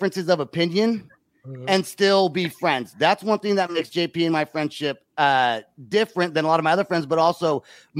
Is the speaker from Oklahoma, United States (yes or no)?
yes; Oklahoma, United States; we're both from Oklahoma